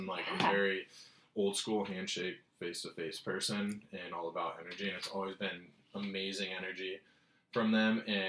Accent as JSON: {"language": "English", "town": "Rosarito", "region": "Baja California", "country": "Mexico", "tie": "born or raised there", "said": "I grew up in Baja, California, majority of my childhood in a town called Rosarito. And literally like 4 months out of each year of my life until I was like 13, I would be in Mexico and stuff."}